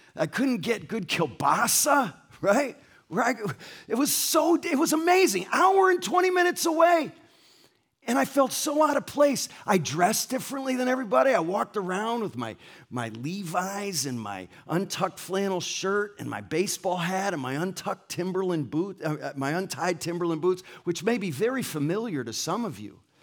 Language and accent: English; Ansonia, Connecticut, United States; also born or lived in Essex, Connecticut; now in La Mirada, United States; I grew up in Ansonia, Connecticut